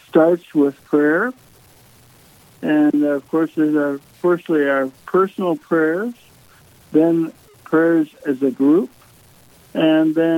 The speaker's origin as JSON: {"language": "English", "town": "Minot", "region": "North Dakota", "country": "United States", "tie": "born or raised there", "moved": "as an adult", "said": "I grew up here in Minot."}